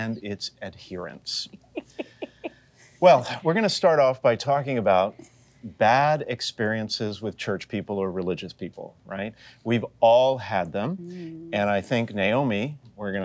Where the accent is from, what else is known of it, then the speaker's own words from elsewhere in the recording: the South, United States; moved away; I grew up in the South